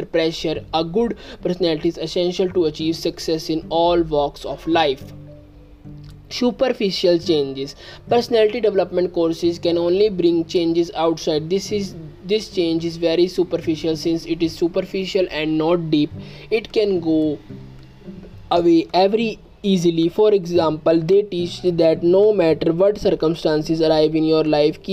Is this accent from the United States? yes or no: no; India; I am from India.